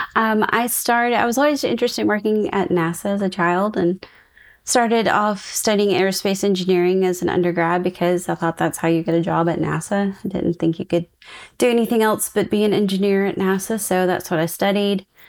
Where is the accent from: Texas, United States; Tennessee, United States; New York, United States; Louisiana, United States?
Texas, United States; East; moved away; I'm also originally from East Texas, and my parents lived in Nacogdoches